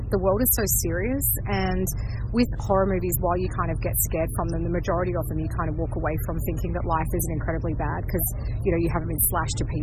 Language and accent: English; Sydney, New South Wales, Australia; I am 44 and I'm from Sydney, Australia.